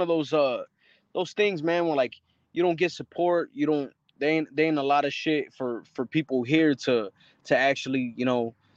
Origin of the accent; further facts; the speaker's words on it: Avondale, Arizona, United States; I'm from Avondale, Arizona. Right. It's a small little city.